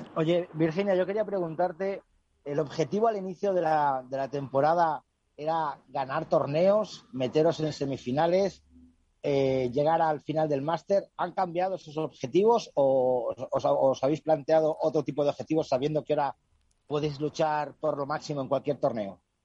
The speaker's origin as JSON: {"language": "Spanish", "country": "Spain", "said": "aquí en España"}